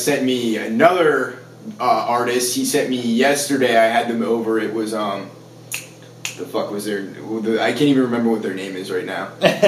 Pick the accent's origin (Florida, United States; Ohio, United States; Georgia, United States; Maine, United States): Maine, United States; moved away; I'm from Maine originally